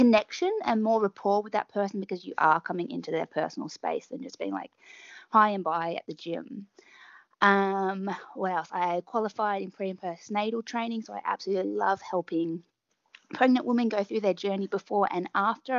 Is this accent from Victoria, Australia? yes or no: yes; Melbourne, Victoria, Australia; So I'm from Melbourne. In Australia